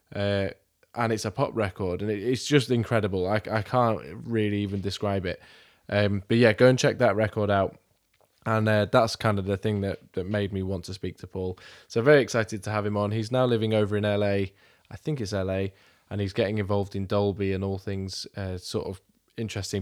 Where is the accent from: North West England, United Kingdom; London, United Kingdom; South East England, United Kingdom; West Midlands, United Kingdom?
South East England, United Kingdom; Milton Keynes; I'm from Milton Keynes